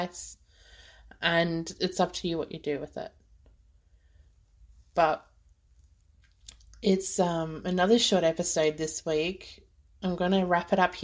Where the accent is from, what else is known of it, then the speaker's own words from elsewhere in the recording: Australia; being Australian